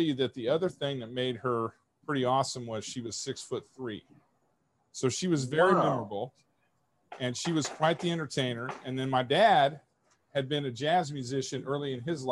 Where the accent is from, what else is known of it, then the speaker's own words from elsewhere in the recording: Kansas City, Missouri, United States; I grew up in Kansas City with a mother and a father that both loved cooking and both loved entertaining